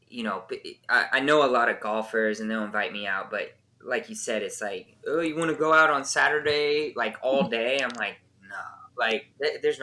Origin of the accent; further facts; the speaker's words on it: just south of LA, California, United States; moved away as an adult; also born or lived in San Diego; now in Nashville area, Tennessee, United States; I grew up just south